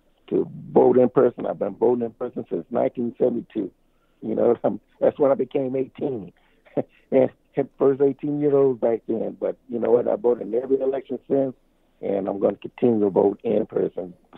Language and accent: English; California, United States; moved away as an adult; now in Georgia, United States; I'm from California, but moved to Georgia